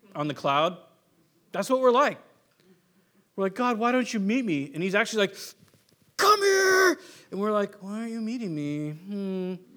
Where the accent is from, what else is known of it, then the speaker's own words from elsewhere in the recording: San Diego, California, United States; moved away; also born or lived in San Luis Obispo, California / Warrenton; growing up in California